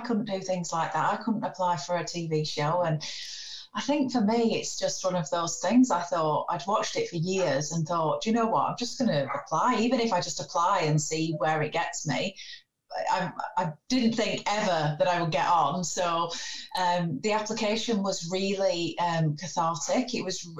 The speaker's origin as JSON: {"language": "English", "region": "the north of England", "country": "United Kingdom", "said": "I am a potter / education advisor from the north of England"}